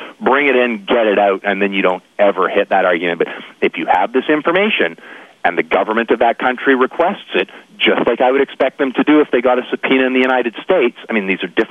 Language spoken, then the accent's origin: English; British Columbia, Canada; I'm from British Columbia